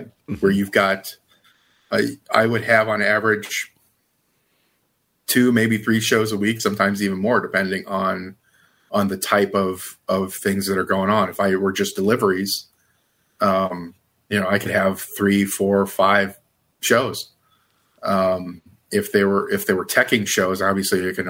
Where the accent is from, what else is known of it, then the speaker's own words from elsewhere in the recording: Indiana, United States; moved away as an adult; also born or lived in Chicago; where I grew up in Indiana